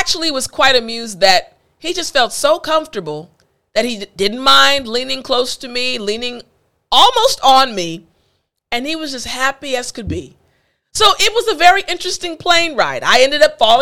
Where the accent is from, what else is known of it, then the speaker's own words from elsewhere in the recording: United States; I'm American